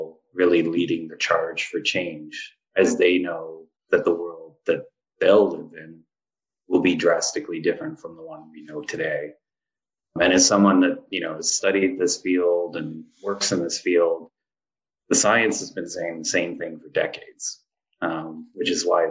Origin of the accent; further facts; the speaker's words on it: Hamilton, Ontario, Canada; also born or lived in Yellowknife; now in Toronto, Canada; I grew up like in Ancaster, which is a suburb. It's actually bigger than Yellowknife, but you know, suburb of Hamilton.